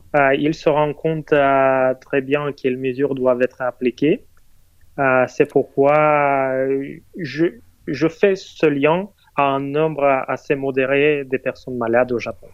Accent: Moscow, Russia; moi, je suis né et élevé à Moscou

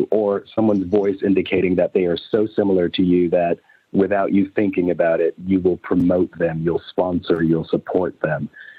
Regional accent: United States; accent: American; now in London, United Kingdom; Because it is it's American in the same way that, Americans love the British accent, because it evokes, this poshness.

